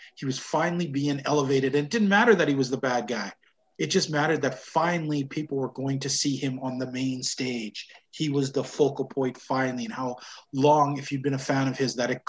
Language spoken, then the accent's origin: English; Western Canada, Canada; all of us Western Canadians